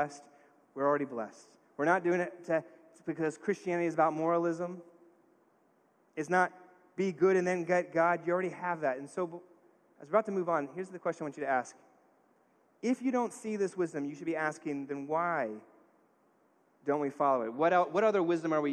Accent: New York, United States; I grew up in New York.

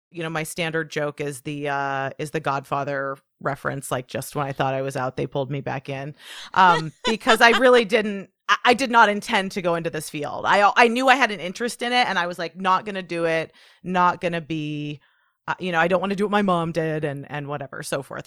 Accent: Portland, United States; my hometown, you know, of Portland

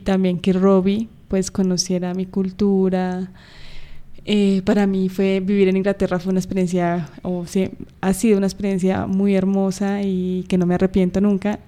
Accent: Bogotá, Colombia; estamos en Colombia, en mi ciudad natal, eh, Bogotá

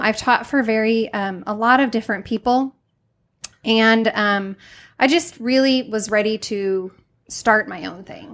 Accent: Highland, Illinois, United States; also born or lived in Greenville; I'm from Highland.

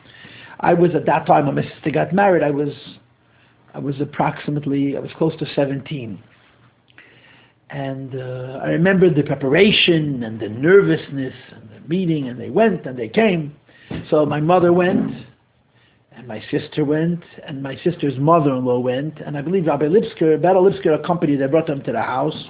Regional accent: New York City, New York, United States; I'm born and bred in Crown Heights. I grew up here

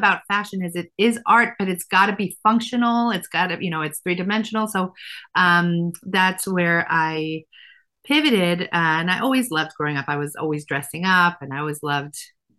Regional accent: Efrat, Israel; moved away as an adult; now in United States; So I grew up religious in a town called Efrat, which is now a city.

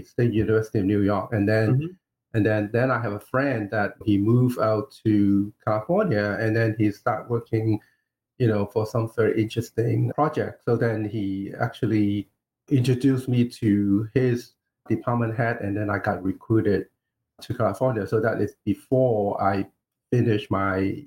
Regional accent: Hong Kong; now in United States; I kind of like grew up in Hong Kong.

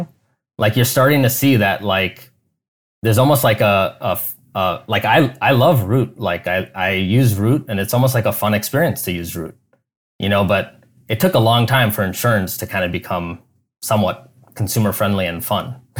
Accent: Chicago, Illinois, United States; moved away as an adult; also born or lived in Silicon Valley; now in Cleveland, United States; I grew up in Chicago suburbs

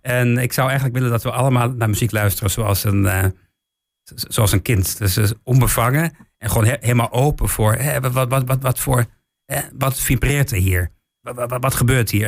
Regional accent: Weerselo, Overijssel, Netherlands; born or raised there; also born or lived in England

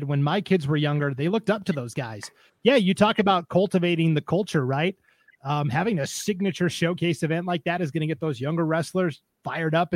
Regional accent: Montana, United States; now in Idaho, United States; I'm from Montana, but my school didn't have wrestling

